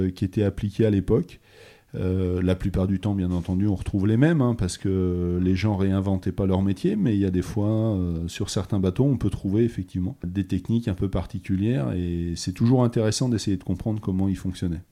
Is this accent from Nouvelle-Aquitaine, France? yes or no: yes; Bressuire, Nouvelle-Aquitaine, France; also born or lived in Brest; now in Noirmoutier, France; j'ai grandi à l'intérieur des terres. Je suis originaire de Bressuire dans les Deux-Sèvres